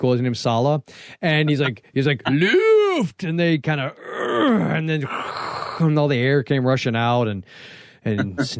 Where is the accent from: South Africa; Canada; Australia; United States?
United States; the South; I was born and raised in the South